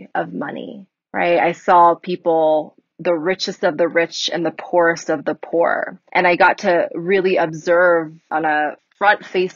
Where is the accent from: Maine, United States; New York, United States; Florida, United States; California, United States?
California, United States; moved away as an adult; now in Colorado, United States; I'm originally from California, moved to Colorado 2 years ago now